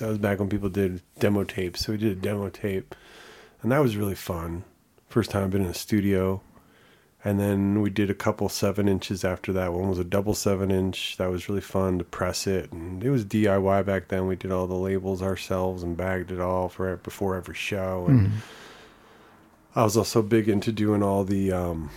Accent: New Jersey, United States; now in Boulder, United States; I grew up in New Jersey

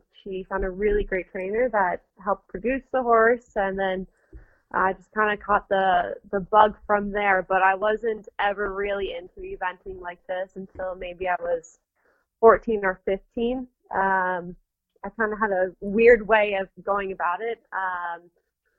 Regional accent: Panama; also born or lived in Nicaragua; now in United States; I grew up in Panama, and then my father and us moved back to the United States

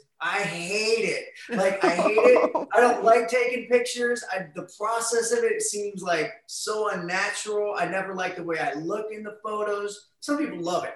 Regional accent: Ohio, United States; we're from Ohio. Our friends are like in dorm rooms or working at the factory

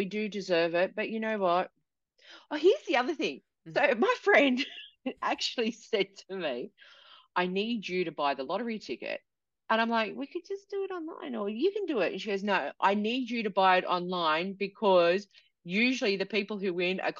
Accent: New South Wales, Australia; And I'm from New South Wales.

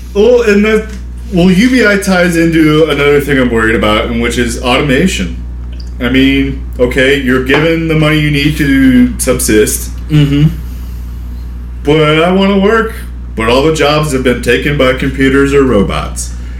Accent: United States; I'm an American

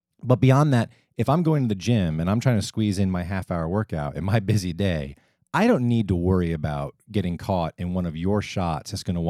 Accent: Northeast, United States; I like to use past tense. I am from the Northeast.

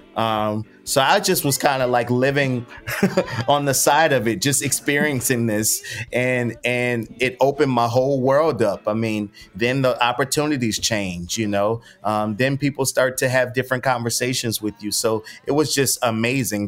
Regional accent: New Orleans, Louisiana, United States; I grew up in New Orleans East, which is probably about 15 minutes from like downtown

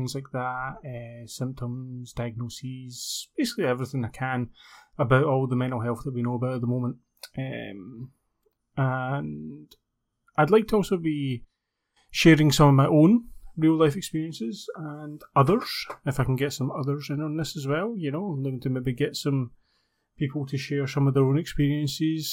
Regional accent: Scotland, United Kingdom; accent: Scottish; I'm based in the UK, you can probably tell my accent, Scotland

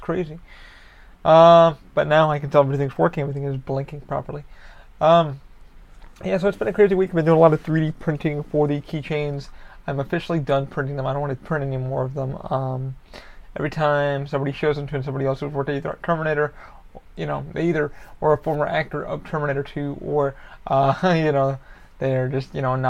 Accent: New York, United States; now in Orlando, United States; Being a New Yorker

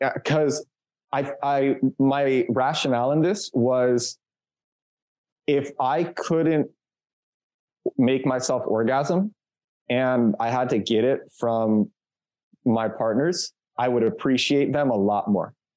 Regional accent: New York City, New York, United States; moved away as an adult; also born or lived in Kyiv, Ukraine / Barcelona, Spain; now in Warsaw, Poland; I'm from Brooklyn

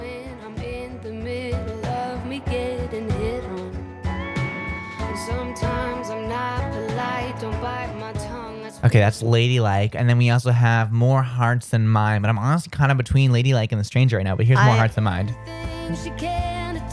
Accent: New Hampshire, United States; I come from the backwoods of New Hampshire. Well, not the backwoods, I'm from the suburbs, but like, I spent a lot of my childhood building forts

